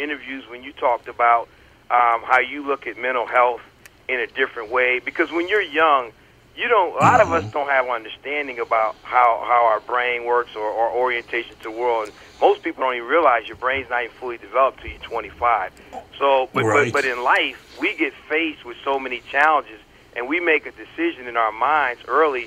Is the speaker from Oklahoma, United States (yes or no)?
no; Connecticut, United States; moved away as an adult; also born or lived in North Carolina; I was born in North Carolina, and then what little growing I did took place in Connecticut